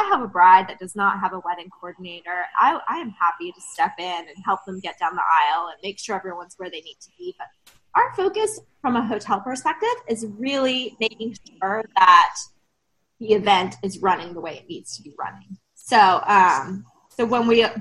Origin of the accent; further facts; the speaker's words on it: Hilton Head Island, South Carolina, United States; also born or lived in Atlanta, Georgia; now in Savannah, United States; I am actually from Hilton Head